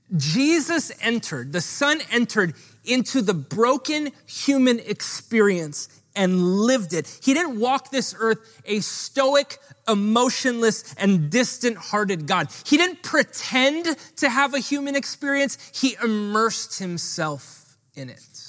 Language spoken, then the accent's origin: English; Honolulu, Hawaii, United States; I grew up in Hawaii Kai, which doesn't provide you a lot of street cred